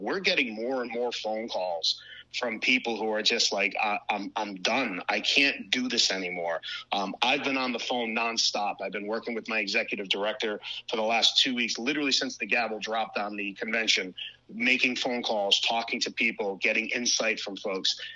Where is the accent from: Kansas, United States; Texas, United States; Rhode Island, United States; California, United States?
Rhode Island, United States; Cranston; born and raised in Cranston, Rhode Island, uh, currently still live there as well